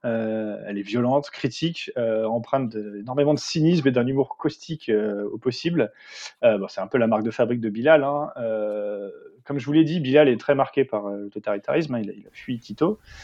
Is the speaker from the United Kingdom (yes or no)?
yes; England, United Kingdom; moved away; ayant passé une grande partie de mon enfance en Angleterre